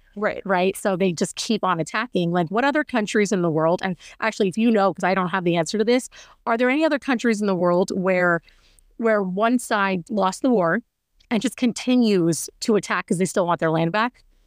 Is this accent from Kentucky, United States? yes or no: no; Washington, United States; I'm from Washington State